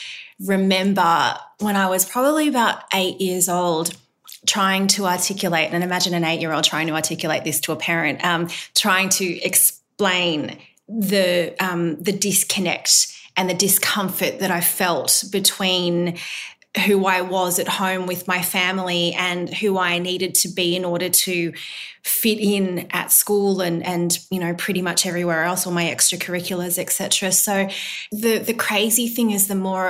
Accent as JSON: {"language": "English", "country": "Australia", "tie": "born or raised there", "said": "I don't by any means resent growing up in Australia. I love Australia. This is my home"}